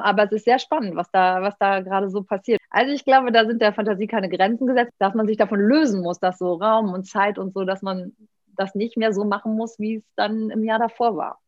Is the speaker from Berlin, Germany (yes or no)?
no; Cologne, North Rhine-Westphalia, Germany; Ich bin, bin, Kölnerin